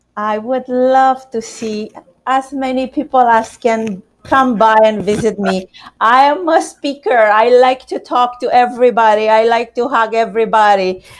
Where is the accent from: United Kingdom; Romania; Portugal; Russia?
Romania; now in United States; I'm Romanian.